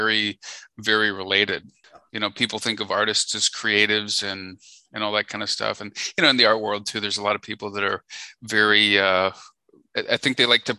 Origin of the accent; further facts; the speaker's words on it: Chicago, Illinois, United States; moved away as an adult; now in Nashville, United States; I was born and bred in Chicago